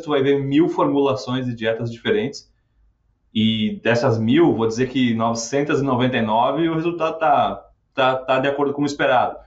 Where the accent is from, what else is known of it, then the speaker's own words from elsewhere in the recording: Rio Grande do Sul, Brazil; lá no sul, lá de onde eu venho, lá do Rio Grande do Sul